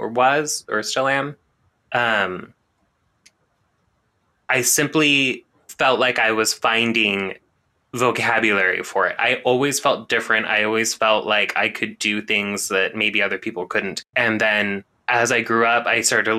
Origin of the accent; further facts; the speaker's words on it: La Grande, Oregon, United States; Where I grew up around La Grande, Oregon